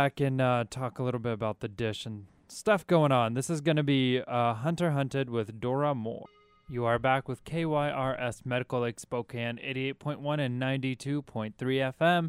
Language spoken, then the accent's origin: English; Kyrgyzstan; moved away